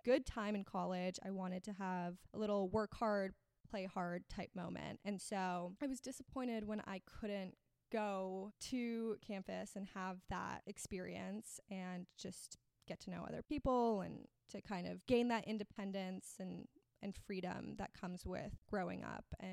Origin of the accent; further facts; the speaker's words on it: Miami, Florida, United States; also born or lived in Austin, Texas; I am from Miami, Florida. I grew up here, but I actually was born in Austin, Texas